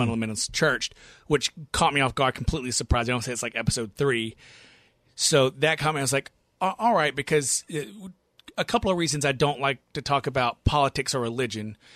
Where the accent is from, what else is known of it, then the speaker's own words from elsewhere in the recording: the South, United States; born and raised in the South